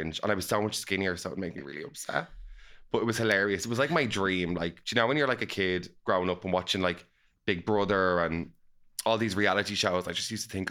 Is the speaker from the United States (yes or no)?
no; Dublin, Leinster, Ireland